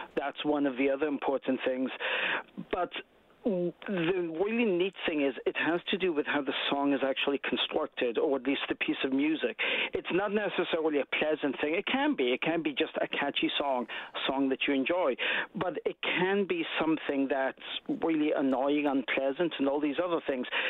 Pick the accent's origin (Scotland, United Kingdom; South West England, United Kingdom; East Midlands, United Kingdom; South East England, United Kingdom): Scotland, United Kingdom; now in Canada; I'm from Scotland